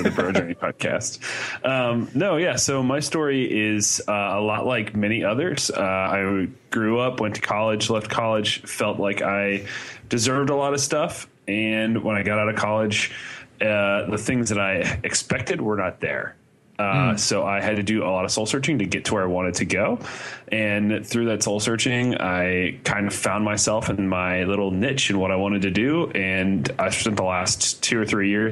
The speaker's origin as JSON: {"language": "English", "region": "Indiana", "country": "United States", "tie": "born or raised there", "also_born_or_lived": "Athens, Ohio", "moved": "as an adult", "said": "I grew up in Indiana, but I went to school in Ohio."}